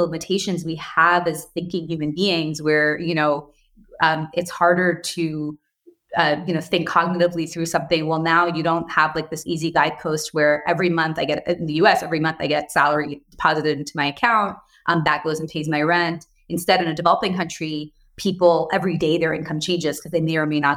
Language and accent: English; United States; also born or lived in India; I moved to the U.S. when I was 6